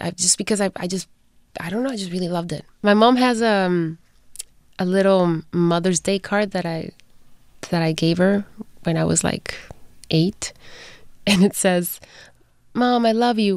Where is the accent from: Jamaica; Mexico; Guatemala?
Guatemala; moved away; I was born in Guatemala, raised there